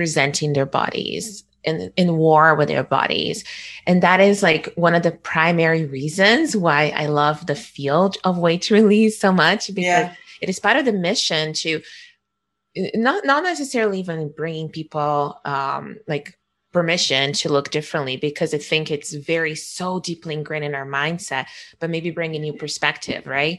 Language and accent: English; Rio de Janeiro, Brazil; moved away; I was born in Rio